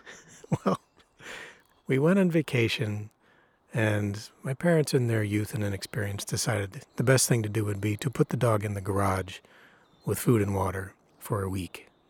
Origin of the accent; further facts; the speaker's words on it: Illinois, United States; I grew up in Illinois.